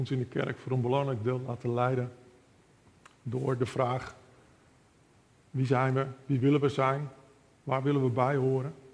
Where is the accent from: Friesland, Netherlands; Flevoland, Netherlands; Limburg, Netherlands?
Flevoland, Netherlands; Almere; also born or lived in Amsterdam; ik ben geboren in Amsterdam, opgegroeid in de Flevolpolder in Almere.